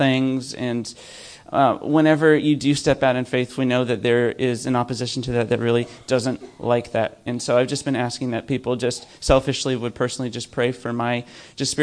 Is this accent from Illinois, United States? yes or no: no; Albuquerque, New Mexico, United States; moved away as an adult; now in Croydon, United Kingdom; I come from New Mexico in the United States. It's northern New Mexico